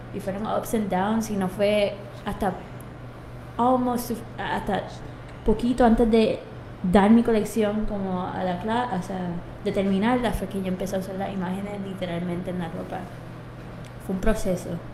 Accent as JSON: {"language": "Spanish", "town": "Trujillo Alto", "country": "Puerto Rico", "tie": "born or raised there", "also_born_or_lived": "Germany / Texas / New York / London"}